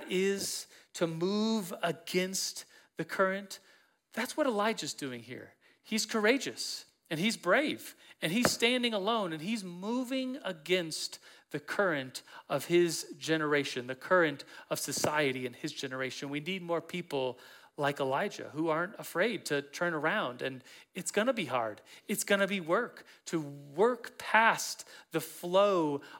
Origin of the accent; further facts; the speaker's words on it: Colorado, United States; I'm from Colorado